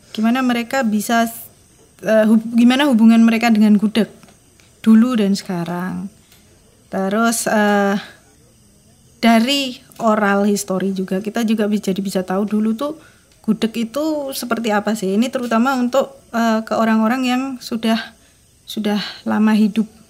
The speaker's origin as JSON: {"language": "Indonesian", "town": "Yogyakarta", "region": "Special Region of Yogyakarta", "country": "Indonesia", "tie": "born or raised there", "said": "aku orang Jogja ya aku orang Jogja lahir besar di Jogja sampai sekarang di Jogja"}